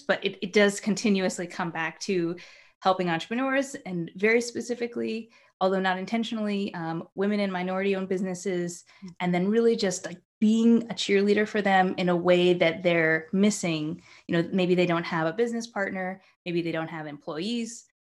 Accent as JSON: {"language": "English", "region": "New York", "country": "United States", "also_born_or_lived": "Japan", "said": "I'm from New York"}